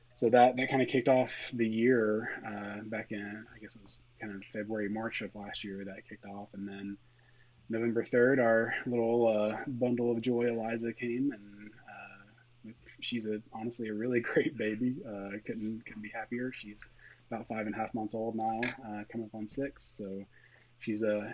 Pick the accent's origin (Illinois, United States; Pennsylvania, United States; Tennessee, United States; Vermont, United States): Tennessee, United States; East; moved away as an adult; also born or lived in Knoxville, Tennessee / Connecticut / Tampa, Florida; now in Nashville, United States; I grew up in East Tennessee